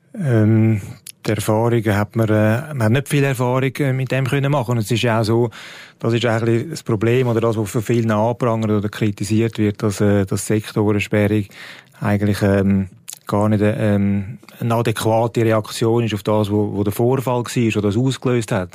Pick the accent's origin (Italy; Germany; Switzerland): Switzerland; bei uns in der Schweiz